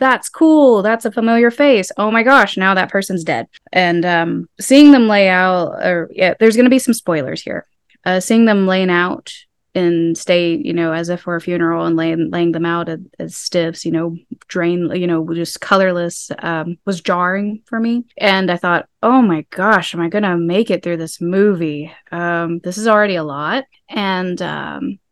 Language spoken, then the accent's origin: English; Pawhuska, Oklahoma, United States; I'm from Pawhuska. Though I am Osage